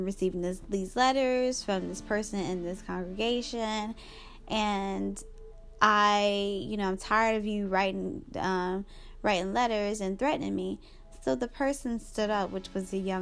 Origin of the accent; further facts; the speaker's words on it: Charlotte, North Carolina, United States; I'm from Charlotte, one of the churches in Charlotte